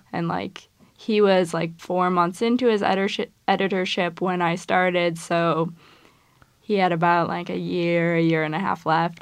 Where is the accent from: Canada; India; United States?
United States; Midwest; I'm from the Midwest